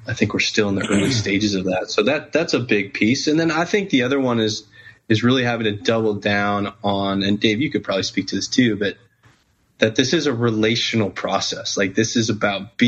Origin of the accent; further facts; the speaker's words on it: Wheaton, Illinois, United States; now in Fulton, United States; I grew up in Wheaton, Illinois